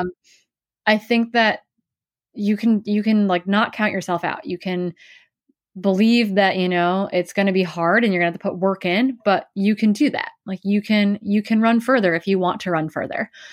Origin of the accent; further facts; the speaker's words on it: Wisconsin, United States; I grew up in Wisconsin